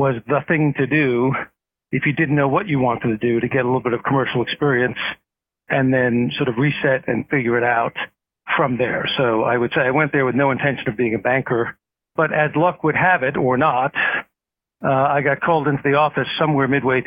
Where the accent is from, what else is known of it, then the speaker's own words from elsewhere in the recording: New York City, New York, United States; also born or lived in Washington, D.C.; I grew up in Brooklyn, New York